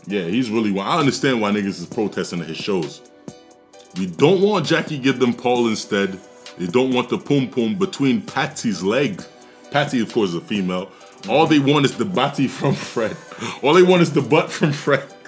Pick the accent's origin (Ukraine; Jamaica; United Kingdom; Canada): Jamaica; I'm a Jamaican. I'm a proud Jamaican